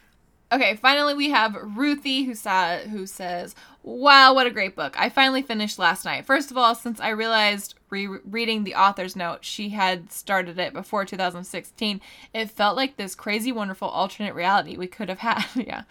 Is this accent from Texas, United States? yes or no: yes; Texas, United States; I'm from Texas, and it's always fun for me to see characters from Texas who aren't cowboys